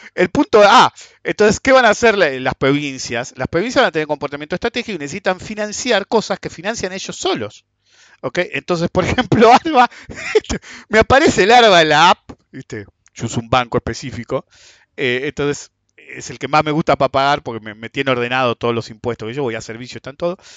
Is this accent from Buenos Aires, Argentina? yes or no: yes; Buenos Aires, Argentina; somos de Buenos Aires